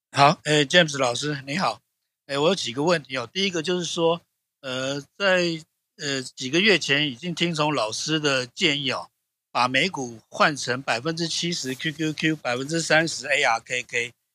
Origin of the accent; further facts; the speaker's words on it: Taiwan; 我台湾人